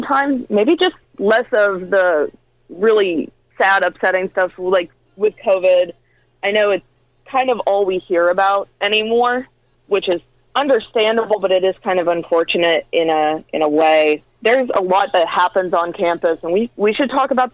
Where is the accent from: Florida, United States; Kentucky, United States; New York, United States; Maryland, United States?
Kentucky, United States; Sacramento; now in Owensboro, United States; I am from Muhlenberg County, Kentucky, which is about 45 minutes away from here.